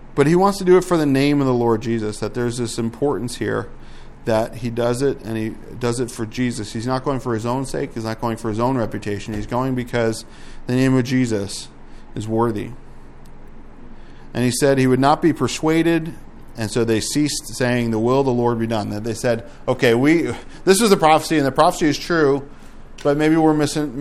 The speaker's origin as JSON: {"language": "English", "country": "United States", "said": "I'm American"}